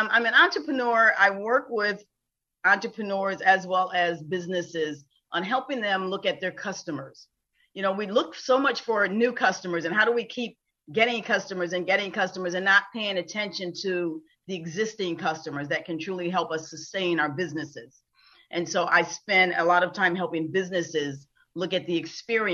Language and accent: English; Buffalo, New York, United States; now in Florida, United States; I am originally from Buffalo, New York